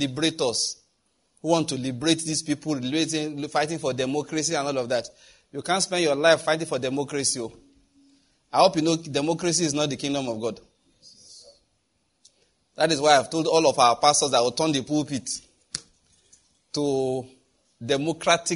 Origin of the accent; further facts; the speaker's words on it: Nigeria; We are Nigerian.